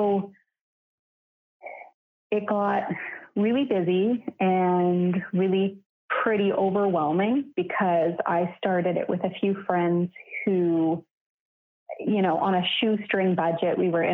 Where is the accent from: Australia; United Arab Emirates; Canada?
Canada; also born or lived in Vancouver, Canada; I'm from Canada and I live on the West Coast and was living in Vancouver at the time.